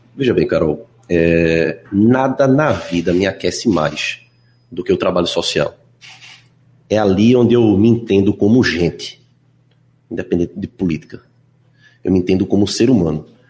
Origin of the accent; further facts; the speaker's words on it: Recife, Pernambuco, Brazil; do bairro onde eu nasci, onde fui criado